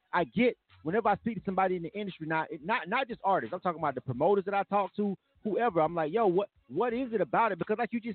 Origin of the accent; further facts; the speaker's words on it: Panama City, Florida, United States; also born or lived in Dothan, Alabama; I'm born and raised in Florida. I'm right from Panama City, Florida